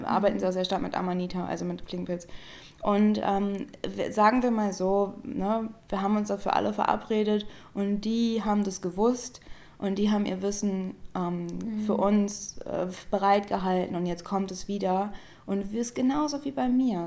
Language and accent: German; Germany; ich bin Deutsche